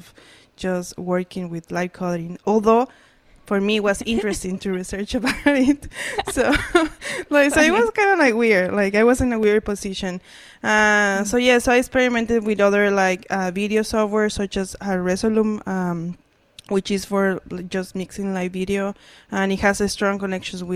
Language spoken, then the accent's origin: English; central Mexico, Mexico; moved away as an adult; now in Hamilton, Canada; But I'm originally from Mexico, like from the center. Like, it's not Mexico City, but it's not that far from Mexico City.